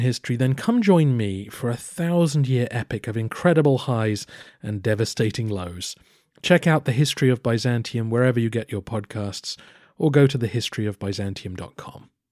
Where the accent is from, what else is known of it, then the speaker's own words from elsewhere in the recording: England, United Kingdom; I am also an Englishman